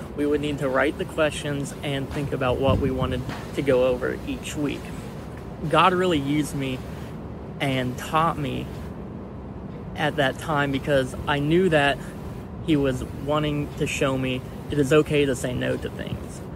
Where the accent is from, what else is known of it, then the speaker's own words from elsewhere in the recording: Catlin, Illinois, United States; I grew up in Catlin, Illinois